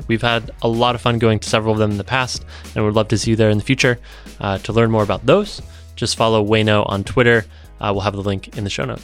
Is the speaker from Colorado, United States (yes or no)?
yes; Evergreen, Colorado, United States; we found out we were from the same hometown